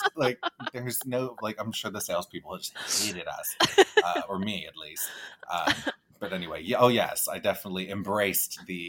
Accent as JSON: {"language": "English", "town": "Newport Beach", "region": "California", "country": "United States", "tie": "born or raised there", "also_born_or_lived": "Studio City, Los Angeles", "moved": "as an adult", "lives_now": "Los Angeles, United States", "said": "I'm from Orange County too, born and raised, and my parents still live there. So I go back at least once a week."}